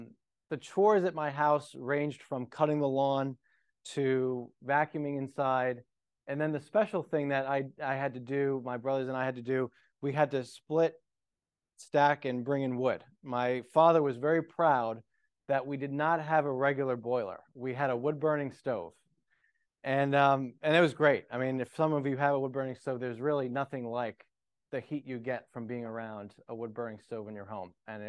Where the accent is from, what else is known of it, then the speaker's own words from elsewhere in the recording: Johnston, Rhode Island, United States; So I grew up in outside of Providence, Rhode Island. Rhode Island is the smallest state in the Union.